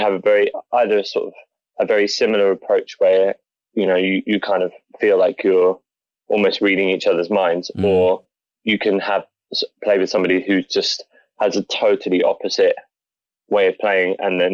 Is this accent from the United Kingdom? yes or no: yes; Norwich, East of England, United Kingdom; I grew up in Norwich